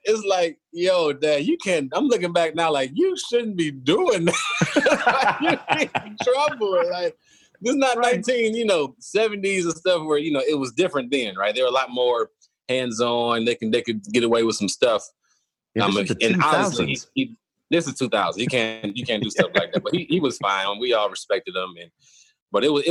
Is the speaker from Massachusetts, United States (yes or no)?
no; Cleveland, Ohio, United States; moved away as an adult; also born or lived in Kent, Ohio; now in Houston, United States; Born and raised in Cleveland, and my dad was my high school coach